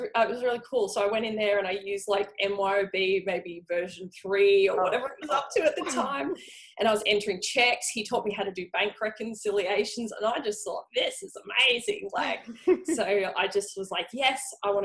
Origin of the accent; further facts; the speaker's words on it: Frankston, Victoria, Australia; I grew up in Frankston